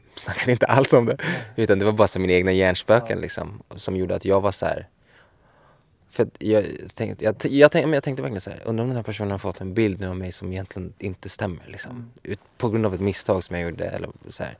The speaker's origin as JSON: {"language": "Swedish", "country": "Sweden", "also_born_or_lived": "Miami", "moved": "as an adult"}